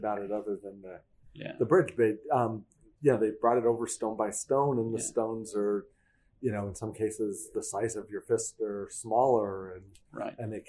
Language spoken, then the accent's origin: English; San Francisco, California, United States; I'm from San Francisco